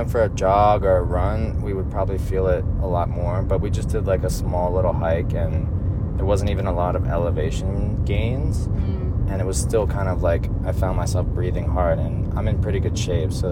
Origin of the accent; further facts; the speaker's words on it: New Jersey, United States; I grew up in New Jersey.